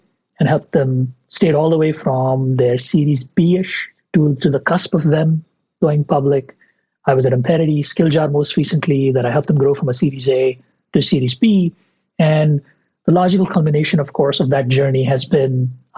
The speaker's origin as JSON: {"language": "English", "country": "India", "tie": "born or raised there", "moved": "as an adult", "said": "I grew up in India in the 90s, 80s and 90s"}